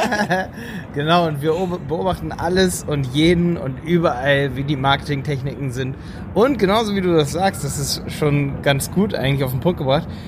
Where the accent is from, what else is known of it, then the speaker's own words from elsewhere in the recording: Germany; bei uns in Deutschland